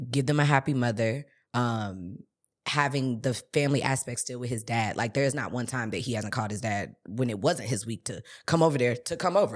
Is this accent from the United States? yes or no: yes; St. Louis, Missouri, United States; I'm from Saint Louis